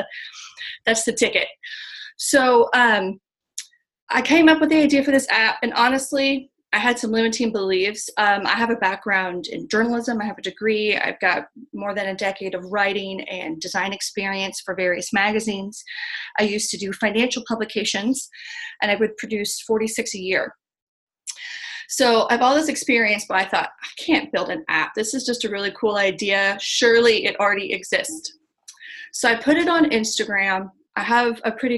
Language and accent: English; Missouri, United States; I'm from Missouri, from the show me state